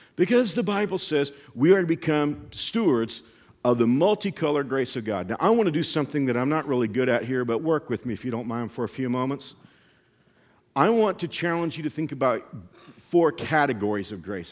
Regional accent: Texas, United States; I grew up in Texas

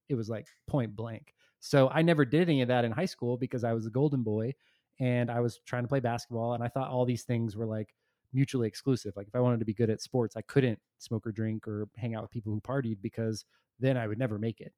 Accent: Texas, United States; I grew up in Texas

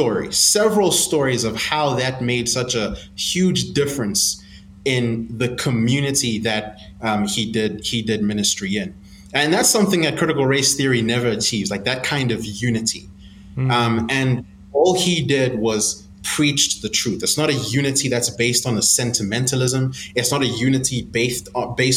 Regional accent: South Africa; moved away as an adult; now in Zambia; I live in Zambia, but I grew up in South Africa. And my family and I moved to South Africa just a few years after the apartheid government

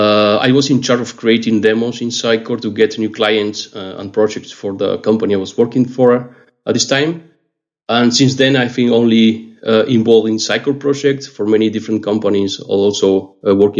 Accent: Argentina; moved away as an adult; now in Paris, France; I'm from Argentina, but I'm based in Paris. I moved to France back in 2017.

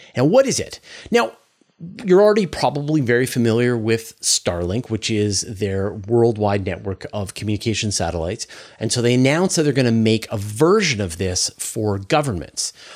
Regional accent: Canada; also born or lived in Vancouver Island; as a Canadian

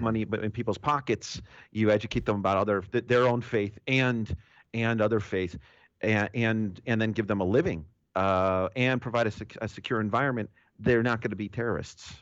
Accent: New York, United States; me being a New Yorker.

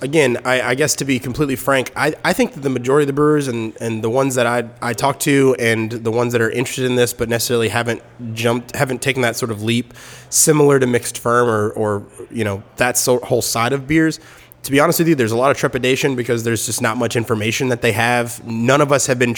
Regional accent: Memphis, Tennessee, United States; now in Florida, United States; I'm from Memphis originally, so are they. So I was home visiting family.

